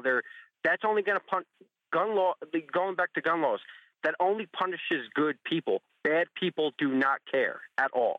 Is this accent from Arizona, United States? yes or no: no; New Jersey, United States; who I grew up with in New Jersey